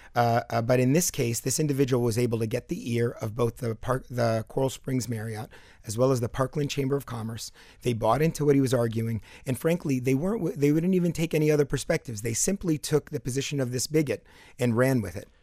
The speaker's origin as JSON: {"language": "English", "country": "Palestine", "tie": "born or raised there", "moved": "yes", "lives_now": "South Florida, United States", "said": "I grew up in Palestine"}